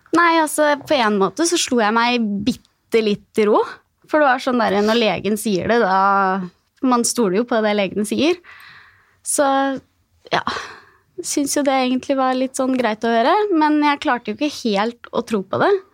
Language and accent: Norwegian; Gjøvik, Innlandet, Norway; jeg kommer fra Gjøvik